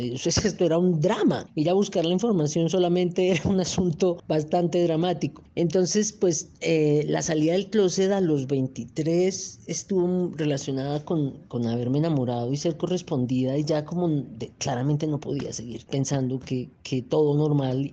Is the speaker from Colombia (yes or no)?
yes; Manizales, Caldas, Colombia; also born or lived in Cali, Colombia; now in Bogotá, Colombia; Nací en Cali y tenía tres meses cuando me llevaron a vivir a Manizales